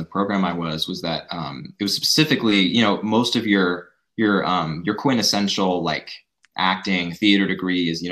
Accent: Spokane, Washington, United States; I was born and raised here in Spokane.

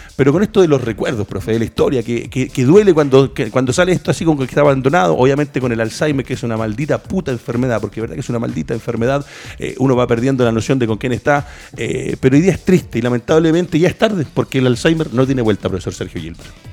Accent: Chile

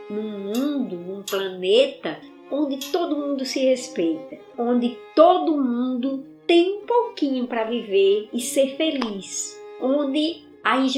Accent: Carnaúba dos Dantas, Rio Grande do Norte, Brazil; moved away as an adult; also born or lived in Quixadá; now in Fortaleza, Brazil; povo da minha terra, com os negros do Rosário, que é um quilombo que tem na cidade de Parelhas, vizinho à terra onde eu nasci, que é Carnaúba dos Santas.

